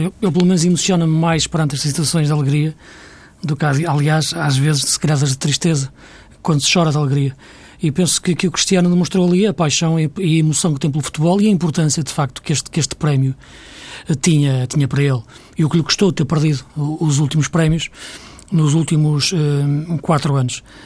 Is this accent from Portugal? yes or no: yes; Portugal; para nós que somos portugueses